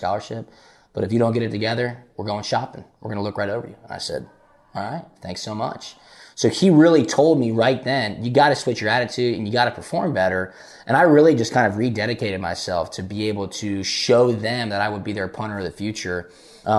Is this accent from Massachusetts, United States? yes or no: no; Atlanta, Georgia, United States; also born or lived in Chicago; Being down here, though, living and really growing up in Atlanta